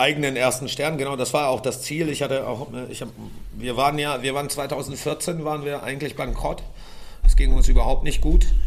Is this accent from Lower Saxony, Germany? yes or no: yes; Göttingen, Lower Saxony, Germany; moved away; ich komme ursprünglich aus Göttingen